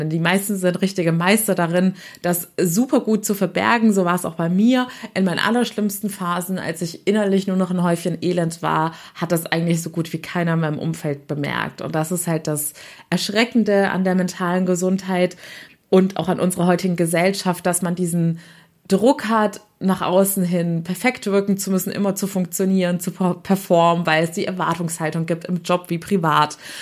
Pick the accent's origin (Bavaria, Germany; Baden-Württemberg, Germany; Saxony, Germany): Baden-Württemberg, Germany; Waiblingen; moved away; wieder in meiner Heimatstadt Weibling bin